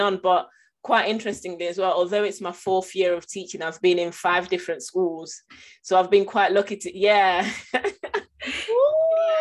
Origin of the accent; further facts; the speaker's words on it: Nottingham, East Midlands, United Kingdom; I'm from Nottingham and the area that I went to school